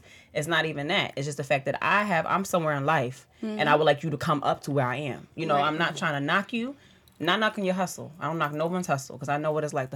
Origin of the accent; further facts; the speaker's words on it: New York City, New York, United States; now in New Jersey, United States; I'm from the Bronx, but I live in Jersey.